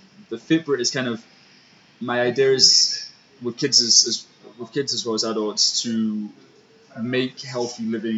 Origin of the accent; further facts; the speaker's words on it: England, United Kingdom; I'm from England, right? So I'm very grateful for any days where there's no rain